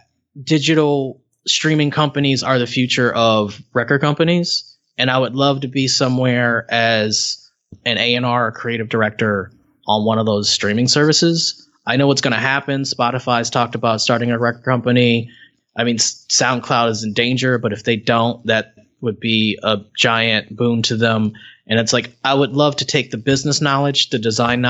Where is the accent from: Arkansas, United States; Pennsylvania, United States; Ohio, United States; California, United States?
Ohio, United States; Cleveland; I'm from Cleveland